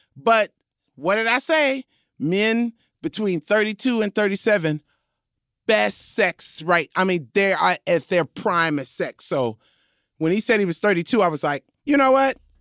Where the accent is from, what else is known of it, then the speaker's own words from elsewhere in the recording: New York City, New York, United States; I was from Crooklyn